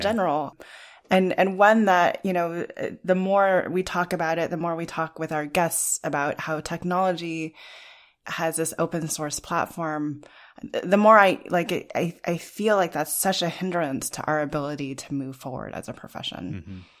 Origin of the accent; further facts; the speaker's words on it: Los Alamos, New Mexico, United States; I grew up in Los Alamos, New Mexico